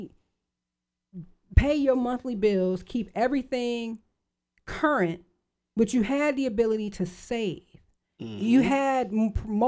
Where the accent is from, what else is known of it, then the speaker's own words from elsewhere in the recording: Lorain County, Ohio, United States; I'm from Lorain County, and we had a Ford plant, we had a GM plant, we had the steel mill